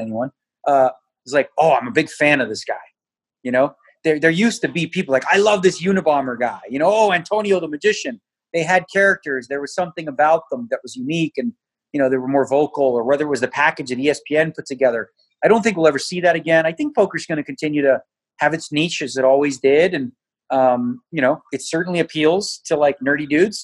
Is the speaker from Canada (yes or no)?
yes; Toronto, Ontario, Canada; now in Las Vegas, United States; I grew up in Toronto